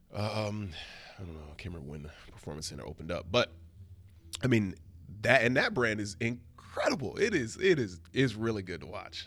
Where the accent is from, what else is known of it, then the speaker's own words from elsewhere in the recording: Flint, Michigan, United States; now in New York, United States; I'm a old-fashioned Midwestern gentleman. I'm from Flint, Michigan